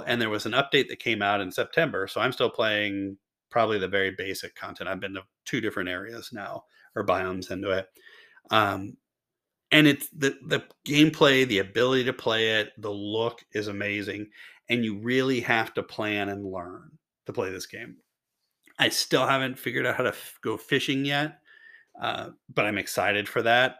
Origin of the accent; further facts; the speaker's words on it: Louisville, Kentucky, United States; the hometown hero Jennifer Lawrence from my hometown as well